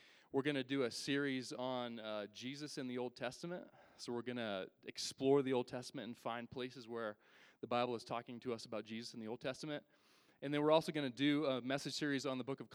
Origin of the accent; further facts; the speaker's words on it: Northern Kentucky, United States; I'm from Northern Kentucky.